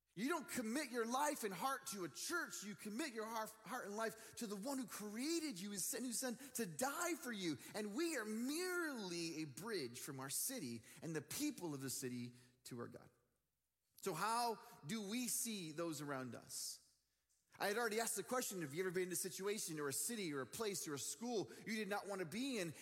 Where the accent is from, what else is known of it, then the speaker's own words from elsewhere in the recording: Dallas, Texas, United States; also born or lived in Michigan; I'm living in Dallas, Texas. It's my hometown